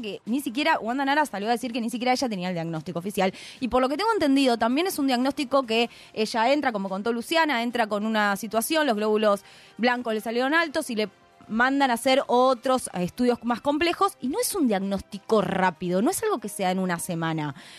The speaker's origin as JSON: {"language": "Spanish", "country": "Argentina"}